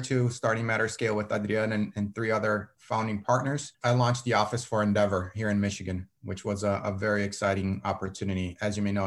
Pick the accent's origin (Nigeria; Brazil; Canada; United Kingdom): Brazil; moved away as an adult; now in Detroit, United States; I'm originally from Brazil. So I was born in Brazil, grew up in Brazil, studied in Brazil.